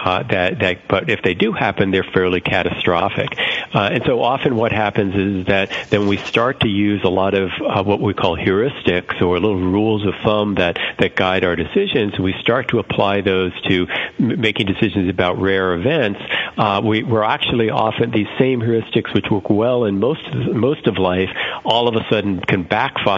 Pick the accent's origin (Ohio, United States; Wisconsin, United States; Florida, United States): Florida, United States; South; moved away; I grew up in South Florida, and down there, this was quite a number of years ago, it's an area which is prone to hurricane risks